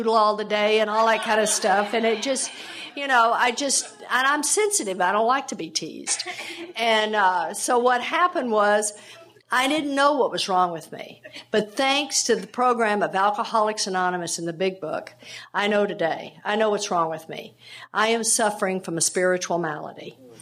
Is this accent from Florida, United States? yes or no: no; Texas, United States; I grew up down in Texas